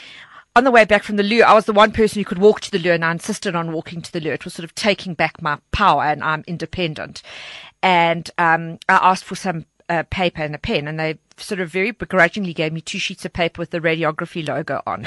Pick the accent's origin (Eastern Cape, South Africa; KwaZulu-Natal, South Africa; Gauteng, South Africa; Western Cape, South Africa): Gauteng, South Africa; Walkerville; Walkerville is my hometown. I'm very proudly from Walkerville